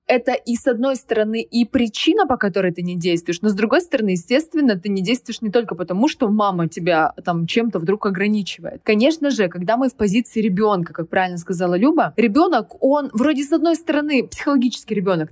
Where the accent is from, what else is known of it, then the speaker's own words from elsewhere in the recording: Krasnoyarsk, Krasnoyarsk Krai, Russia; moved away as an adult; also born or lived in Moscow / Sochi; Я уехала из Красноярска, из своего родного города, уехала в Москву